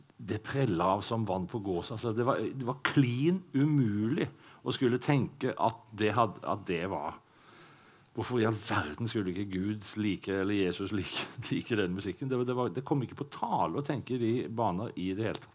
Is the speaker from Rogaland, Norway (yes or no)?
yes; Sauda, Rogaland, Norway; jeg vokste opp i Sauda